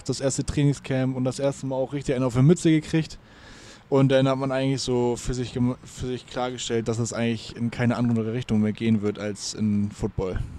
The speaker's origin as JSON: {"language": "German", "region": "Lower Saxony", "country": "Germany", "lives_now": "Hamburg, Germany", "said": "Ich komme ja ursprünglich aus der Lüneburger Heide ja. Also nicht weit weg von hier, aber ähm, ja, bin dann hier wegen der Arbeit hergezogen, auch wegen der Ausbildung."}